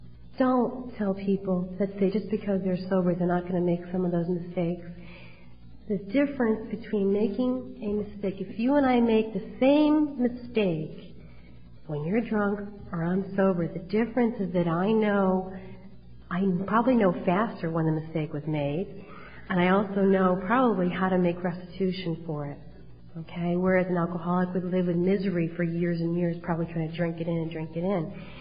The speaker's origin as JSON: {"language": "English", "town": "Cheshire", "region": "Connecticut", "country": "United States", "tie": "born or raised there", "lives_now": "Wallingford, United States", "said": "I have to tell you that I grew up in Cheshire, and right before I was getting married, I moved to Wallingford, Connecticut."}